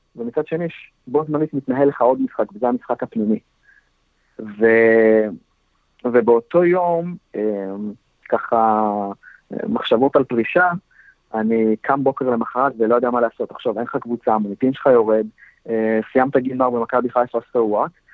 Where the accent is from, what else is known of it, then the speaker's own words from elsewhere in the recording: the North, Northern District, Israel; אצלנו בצפון